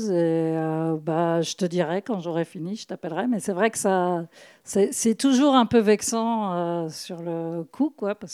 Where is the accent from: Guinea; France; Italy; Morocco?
France; Brittany; comme je suis bretonne